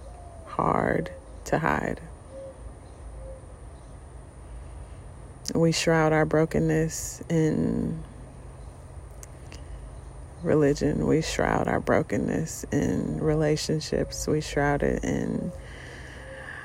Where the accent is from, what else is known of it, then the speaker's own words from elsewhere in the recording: United States; being an American and a Black American